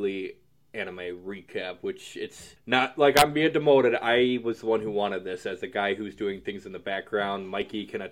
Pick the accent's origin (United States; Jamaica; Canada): United States; I'm American.